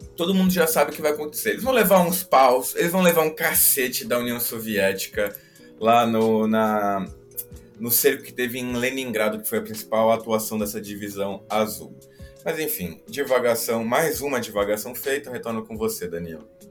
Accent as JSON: {"language": "Portuguese", "country": "Portugal", "tie": "born or raised there", "said": "voltando aqui para a minha terrinha, para Portugal"}